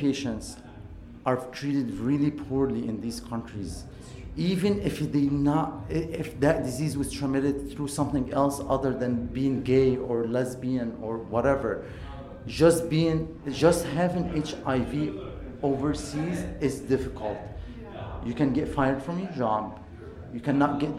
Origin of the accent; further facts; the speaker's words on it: Egypt; moved away; I'm Egyptian, I'm from Egypt